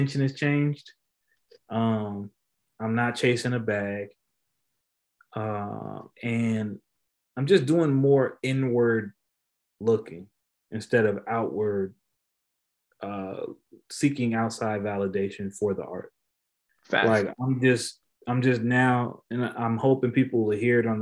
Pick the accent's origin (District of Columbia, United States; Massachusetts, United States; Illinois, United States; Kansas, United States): Kansas, United States; Topeka; I'm from Topeka, Kansas, bro. Like, I'm from somewhere people don't even know if it's a real place